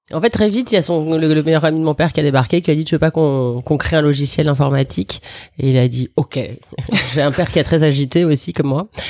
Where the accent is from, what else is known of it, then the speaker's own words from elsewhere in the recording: Paris, Île-de-France, France; also born or lived in Algeria; je suis une vraie Parisienne. J'ai vécu exactement où là on est en train de faire cette émission, c'est-à-dire dans le 17e, à quelques enclablures euh, du parc Monceau, mais je suis née dans le 10e.